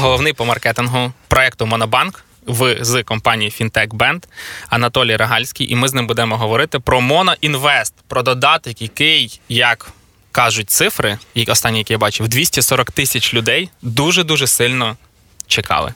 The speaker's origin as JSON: {"language": "Ukrainian", "town": "Khmelnytskyi", "region": "Khmelnytskyi Oblast", "country": "Ukraine", "tie": "born or raised there", "said": "Це в Хмельницькому стільки людей не живе, звідки я родом"}